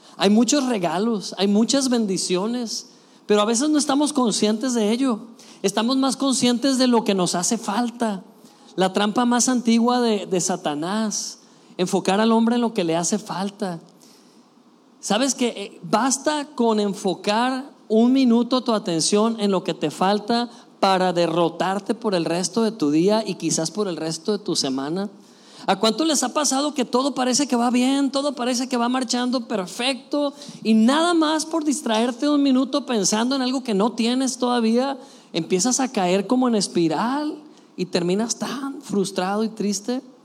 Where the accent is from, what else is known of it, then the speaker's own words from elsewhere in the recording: Mexico; somos mexicanos